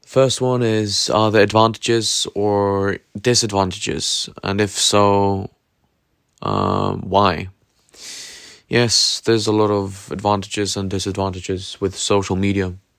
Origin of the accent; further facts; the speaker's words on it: Norway; I come from Norway